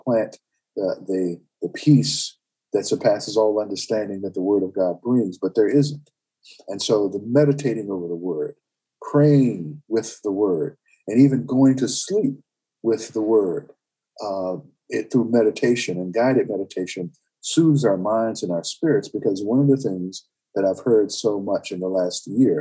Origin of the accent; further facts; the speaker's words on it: Winston-Salem, North Carolina, United States; moved away as an adult; also born or lived in Hickory, North Carolina; now in Northern Virginia, United States; went to Winston-Salem, North Carolina, which was my hometown